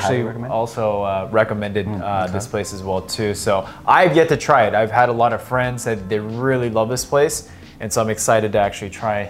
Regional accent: Los Angeles, California, United States; also born or lived in Orange County, California; back to my hometown of K-Town

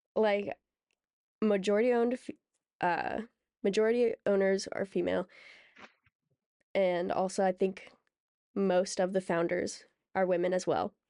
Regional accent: Seattle, Washington, United States; we're from the Greater Seattle Area

